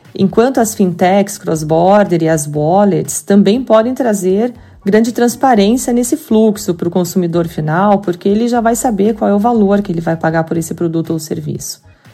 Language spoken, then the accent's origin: Portuguese; Curitiba, Paraná, Brazil; accent: curitibano; vocês estão ouvindo muito bem o meu sotaque curitibano aqui